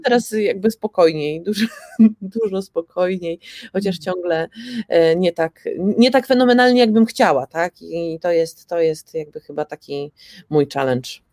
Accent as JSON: {"language": "Polish", "country": "Poland", "said": "nam Polakom"}